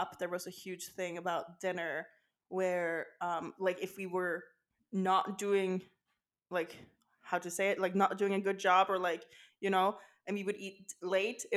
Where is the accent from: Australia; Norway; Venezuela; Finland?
Norway